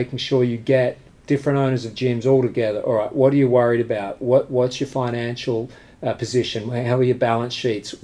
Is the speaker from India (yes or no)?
no; Australia; now in United Kingdom; I'm from Australia, but I'm a British resident.